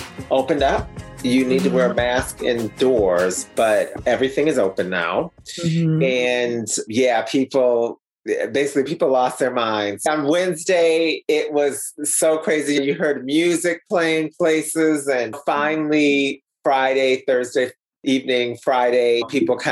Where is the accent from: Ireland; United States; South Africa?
United States; Minnesota; moved away as an adult; also born or lived in Montreal, Canada / New York City / Italy; now in Europe; From the Midwest originally, in Minnesota.